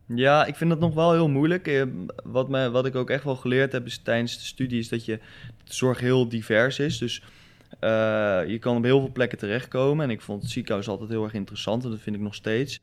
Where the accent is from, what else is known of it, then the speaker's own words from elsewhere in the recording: Rotterdam, South Holland, Netherlands; omdat ik uit Rotterdam kom... Ja, ik zit nog op voetbal en ik heb nog een hoop vrienden hier